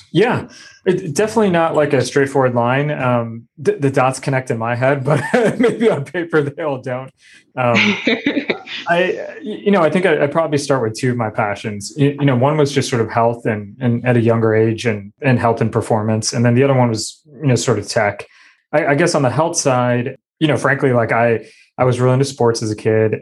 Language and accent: English; New Jersey, United States; moved away as an adult; also born or lived in Michigan; I grew up in New Jersey